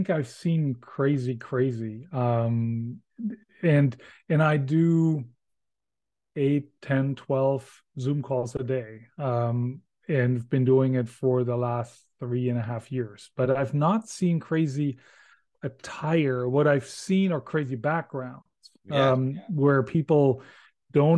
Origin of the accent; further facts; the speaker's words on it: Germany; English is a second language; moved away; I can say not only born, but born and raised in Germany